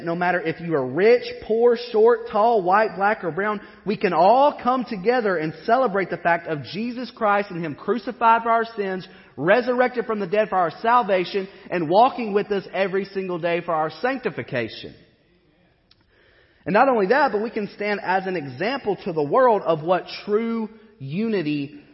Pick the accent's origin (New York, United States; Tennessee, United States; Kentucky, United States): Kentucky, United States; Western; I grew up in Western Kentucky where the education is so-and-so.